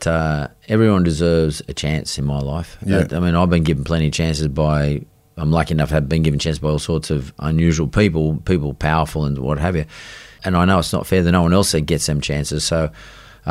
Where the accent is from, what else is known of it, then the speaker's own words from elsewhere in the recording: Sydney, New South Wales, Australia; So they moved to Punchbowl, and I was born in Punchbowl.